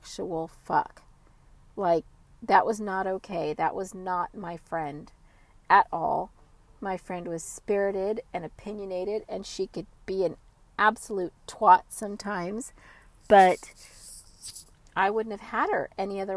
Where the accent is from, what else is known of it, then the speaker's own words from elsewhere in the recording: California, United States; I was from California